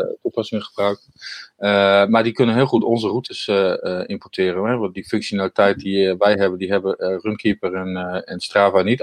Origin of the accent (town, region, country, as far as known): Netherlands